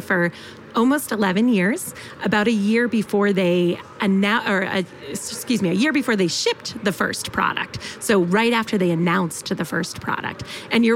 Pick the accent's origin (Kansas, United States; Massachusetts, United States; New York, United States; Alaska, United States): Massachusetts, United States; Boston; moved away as an adult; also born or lived in Illinois; now in Bay Area, United States; I grew up in Boston, or the Boston area, Metro Boston area.